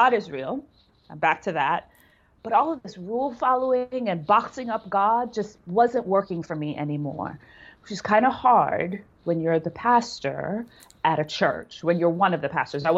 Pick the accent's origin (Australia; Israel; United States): United States; New York City, New York; moved away; also born or lived in Jamaica / Canada; So I'm a city girl. I grew up in New York City. Like, the epitome of cities is where I grew up. Brooklyn, Manhattan, like all of those things